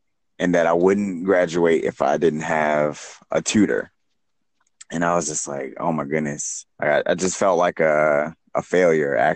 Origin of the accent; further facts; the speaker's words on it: Baltimore, Maryland, United States; moved away as an adult; now in San Diego, United States; I'm originally from Baltimore, Maryland, like you said. I mean, I grew up there, born and raised